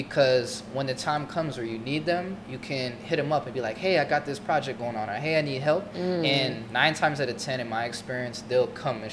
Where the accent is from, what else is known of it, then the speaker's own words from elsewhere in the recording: Florida, United States; moved away as an adult; also born or lived in New York / Brazil; I'm originally from Florida, went to college in New York